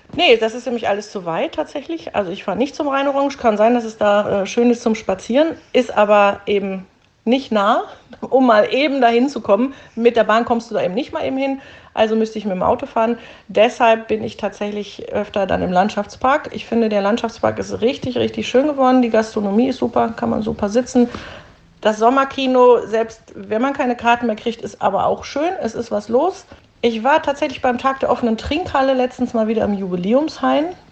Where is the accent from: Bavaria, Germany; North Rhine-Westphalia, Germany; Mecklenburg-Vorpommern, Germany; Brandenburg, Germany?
North Rhine-Westphalia, Germany; Duisburg; Ich bin tatsächlich so richtig echte Duisburgerin aus dem Norden. Ich bin im Stadtteil Hamborn Grenze Neumühl aufgewachsen, lebe dort auch wieder